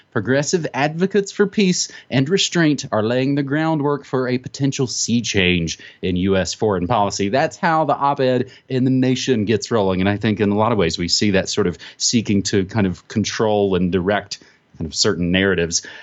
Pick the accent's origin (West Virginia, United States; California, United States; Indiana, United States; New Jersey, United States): West Virginia, United States; now in New Mexico, United States; it is my home state's one hundred fifty-fifth birthday today, West Virginia